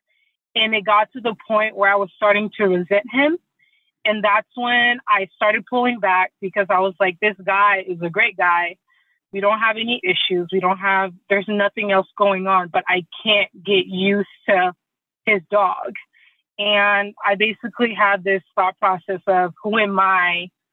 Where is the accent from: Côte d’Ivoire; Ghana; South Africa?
Côte d’Ivoire; moved away; I'm originally from the Ivory Coast, and dogs or pets are typically outside